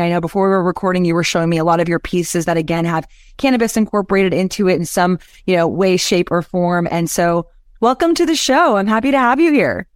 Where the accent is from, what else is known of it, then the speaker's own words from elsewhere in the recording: Texas, United States; I am from Texas